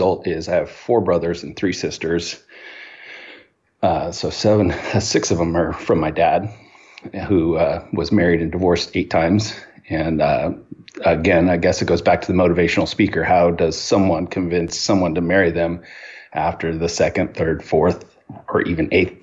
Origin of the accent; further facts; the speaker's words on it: Hawthorne, California, United States; I was born in Hawthorne, California, and to my mother and father